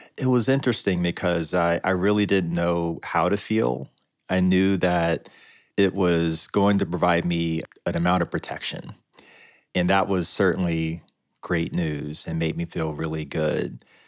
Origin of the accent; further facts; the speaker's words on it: Lynchburg, Virginia, United States; I grew up in Lynchburg, Virginia